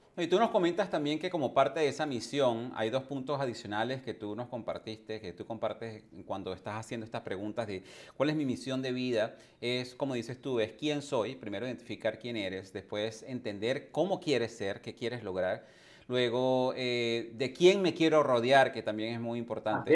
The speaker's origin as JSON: {"language": "Spanish", "country": "Venezuela", "tie": "born or raised there", "also_born_or_lived": "England / Canada / United States / Caribbean islands", "moved": "as an adult", "said": "Yo también emigré hace más de 20 años de, de mi país natal, que fue Venezuela"}